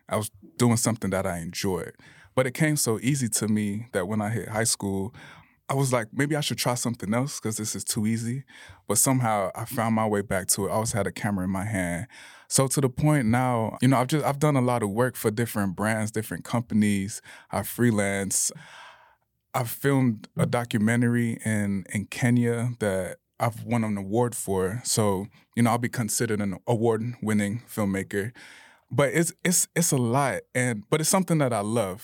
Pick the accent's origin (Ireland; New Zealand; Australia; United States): United States; Bradenton, Florida; moved away as an adult; also born or lived in Tallahassee; now in Salt Lake City, United States; I grew up in Bradenton, Florida